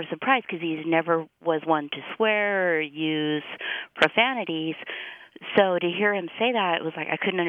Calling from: The Colony, Texas, United States; I'm calling from The Colony, Texas.

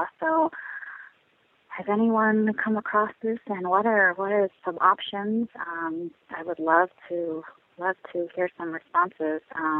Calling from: San Diego, California, United States; I'm calling from San Diego, California

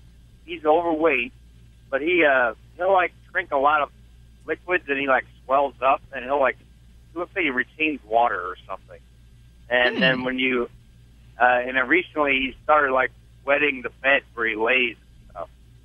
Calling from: Effingham, Illinois, United States; I'm near Effingham, Illinois.

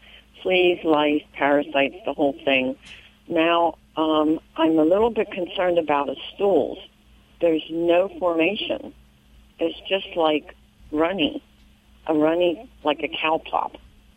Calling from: Denver, Pennsylvania, United States; Denver, Pennsylvania.

